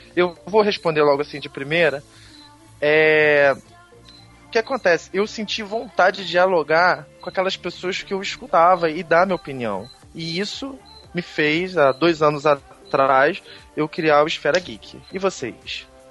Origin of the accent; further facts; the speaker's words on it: Niterói, Rio de Janeiro, Brazil; eu também sou do Rio de Janeiro, mas não sou carioca da gema, sou niteroense